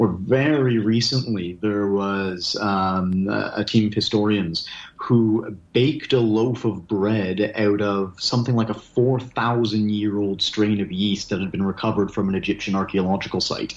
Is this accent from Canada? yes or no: yes; Canada; moved away as an adult; now in Scotland, United Kingdom; a kid growing up in Canada